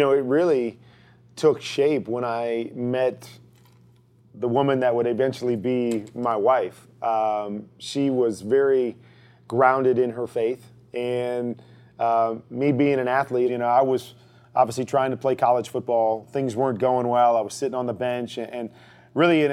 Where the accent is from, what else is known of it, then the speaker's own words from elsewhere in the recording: Iowa, United States; I grew up in Iowa. I'm a Midwest kid, you know, small little town